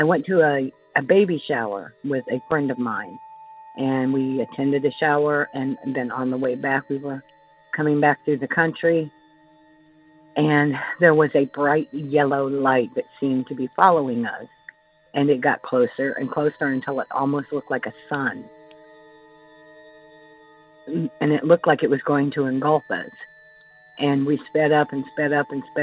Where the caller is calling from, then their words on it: Indiana, United States; I'm calling you from Indiana